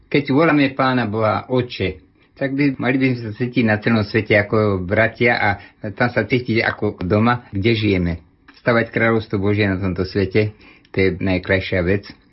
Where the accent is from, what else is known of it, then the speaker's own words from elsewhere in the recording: Slovakia; moved away as an adult; also born or lived in Haiti; ja som odišiel zo Slovenska prejsť cez železnú oponu vtedy